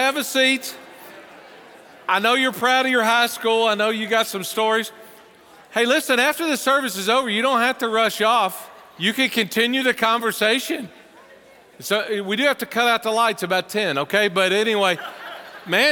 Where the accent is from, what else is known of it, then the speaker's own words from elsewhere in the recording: the South, United States; moved away as an adult; now in Cincinnati, United States; with my accent, when I first moved here, people say, you're not from around here, are you? No. How did you know? I know you're from the South